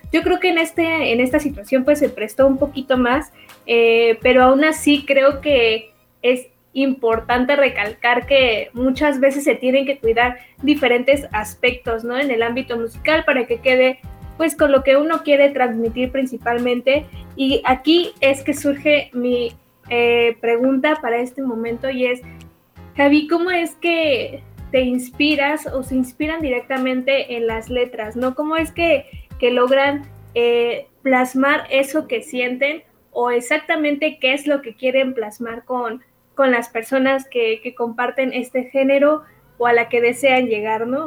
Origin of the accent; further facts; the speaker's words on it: Mexico; nosotros como mexicanos